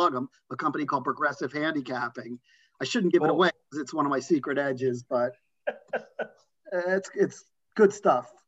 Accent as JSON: {"language": "English", "area": "Long Island", "region": "New York", "country": "United States", "tie": "born or raised there", "also_born_or_lived": "Washington, D.C.", "moved": "as an adult", "said": "grew up on Long Island"}